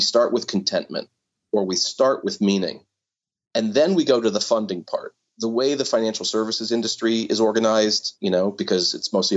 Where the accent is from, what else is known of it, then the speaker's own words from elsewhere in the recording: Pittsburgh, Pennsylvania, United States; I grew up in Pittsburgh